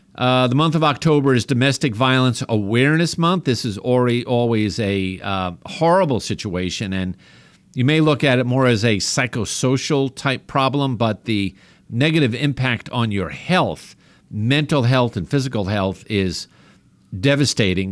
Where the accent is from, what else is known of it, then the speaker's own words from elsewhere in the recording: New York, United States; accent: New York; as my family makes fun of me with my New York accent